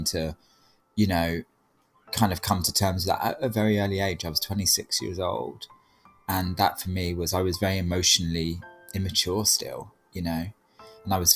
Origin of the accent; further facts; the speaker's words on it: United Kingdom; being British, like I'm very established in a British family